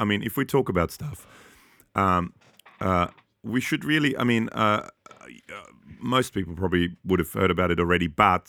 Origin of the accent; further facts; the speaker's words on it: Austria; I grew up in Austria to a Hungarian dad and a German Polish mum. And so I was kind of a foreigner in Austria and I'm a foreigner here.